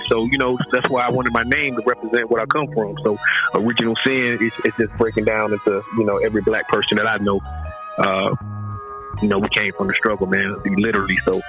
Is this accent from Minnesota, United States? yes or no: no; Durham, North Carolina, United States; Oh, Durham off the hook, bro.